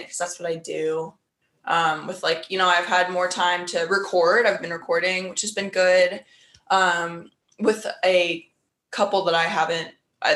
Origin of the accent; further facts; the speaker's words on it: Des Moines, Iowa, United States; I'm from Des Moines, Iowa. Caroline and I grew up as next door neighbors